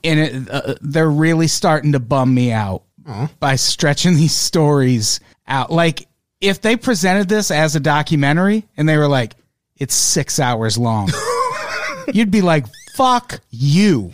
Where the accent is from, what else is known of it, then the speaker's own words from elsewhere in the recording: Illinois, United States; I grew up in Illinois